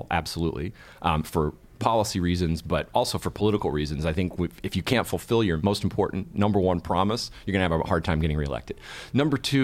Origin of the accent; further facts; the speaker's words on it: California, United States; also born or lived in New York; now in Washington, D.C. area, United States; I was born and raised in California, and I've lived in New York and now in the D.C. area.